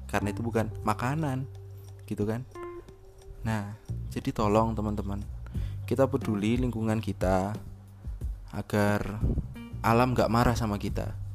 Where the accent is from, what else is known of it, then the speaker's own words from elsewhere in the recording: Java, Indonesia; karena saya orang Jawa hidup di Jawa